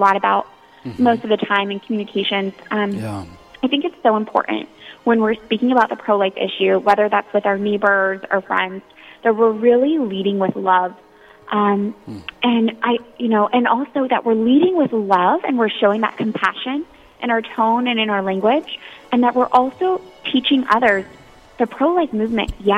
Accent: Florida, United States; moved away as an adult; now in Washington, D.C., United States; I grew up in Florida, and so my freshman year in college at Florida State University

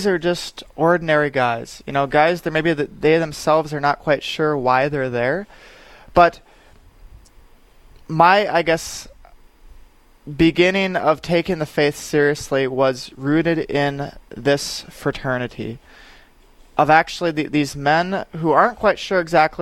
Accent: Aberdeen, South Dakota, United States; now in Sioux Falls, United States; my hometown is Aberdeen

